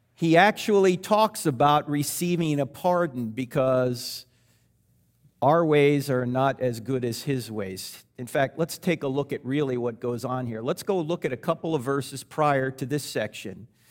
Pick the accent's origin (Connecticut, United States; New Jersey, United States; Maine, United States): New Jersey, United States; I was brought up in New Jersey, so I was Catholic